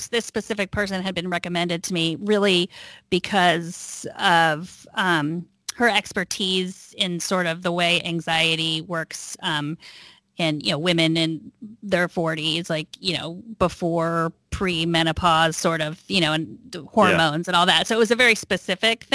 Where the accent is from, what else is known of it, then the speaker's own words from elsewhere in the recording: Texas, United States; now in Northern California, United States; I grew up in Texas